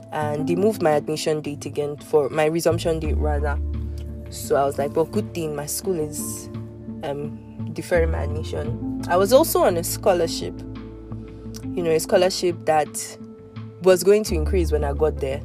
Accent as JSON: {"language": "English", "country": "Nigeria", "also_born_or_lived": "Lagos, Nigeria / Abuja, Nigeria"}